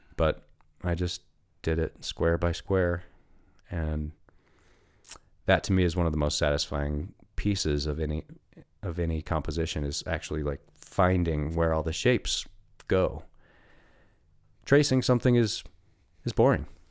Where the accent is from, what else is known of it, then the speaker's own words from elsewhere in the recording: Steamboat Springs, Colorado, United States; I lived in Steamboat for twenty years. It's my hometown